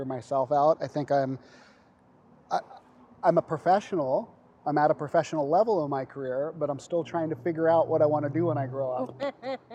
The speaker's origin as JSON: {"language": "English", "town": "San Diego", "region": "California", "country": "United States", "tie": "born or raised there", "said": "I grew up in San Diego, and I kind of made my way up north"}